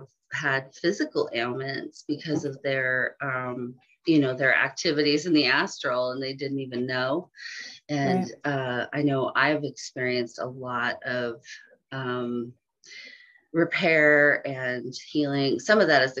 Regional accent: San Francisco Bay Area, California, United States; I grew up in the San Francisco Bay Area.

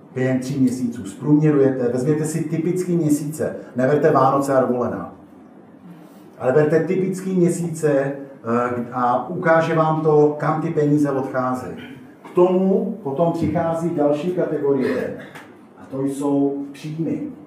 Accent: Teplice District, Ústí nad Labem Region, Czechia; já jsem z Teplicka, teplicko homutovsko

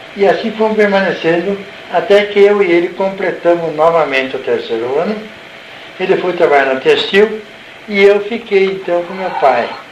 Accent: Salto, São Paulo, Brazil; eu nasci em Salto, tive fora de Salto na primeira infância, uns dois ou três anos, depois meu pai voltaram para Salto e aqui permaneci até a data de hoje

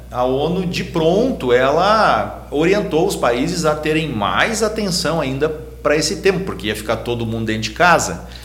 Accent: Gravataí, Rio Grande do Sul, Brazil; nós somos de Gravataí

